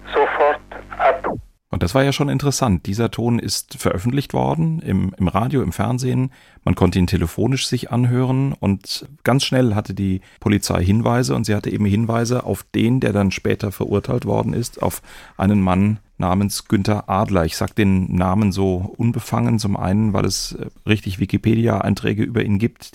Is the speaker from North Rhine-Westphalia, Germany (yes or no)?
no; Darmstadt, Hesse, Germany; In meiner Jugend in Darmstadt